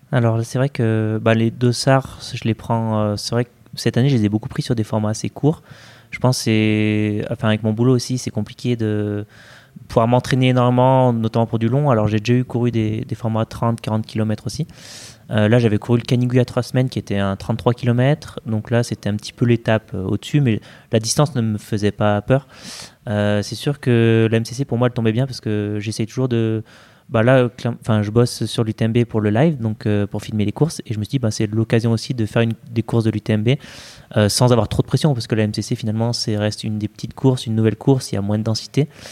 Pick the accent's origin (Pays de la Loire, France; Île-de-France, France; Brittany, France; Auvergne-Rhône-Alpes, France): Auvergne-Rhône-Alpes, France; Saint-Étienne; je me souviens du Trail du Bessa qui est vers chez moi à Saint-Etienne